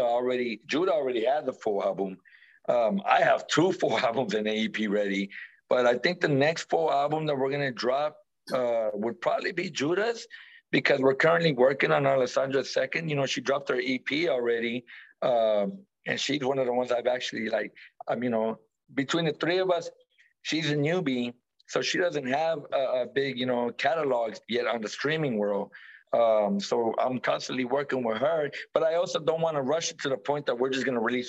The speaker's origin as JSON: {"language": "English", "area": "the Bay Area", "region": "California", "country": "United States", "said": "we're from the Bay"}